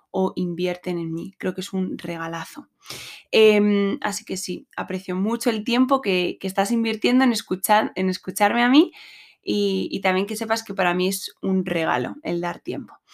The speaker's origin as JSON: {"language": "Spanish", "town": "Madrid", "region": "Community of Madrid", "country": "Spain", "said": "como he dicho, soy, de Madrid, España. Soy la mediana de tres hermanos"}